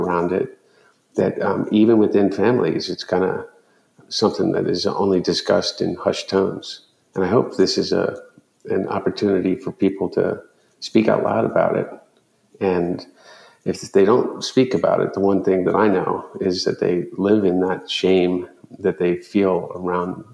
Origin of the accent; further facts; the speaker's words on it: Delaware, United States; growing up in Delaware